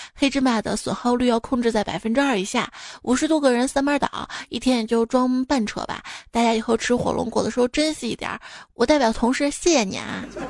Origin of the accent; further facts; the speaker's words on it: Xi'an, Shaanxi, China; 我们西安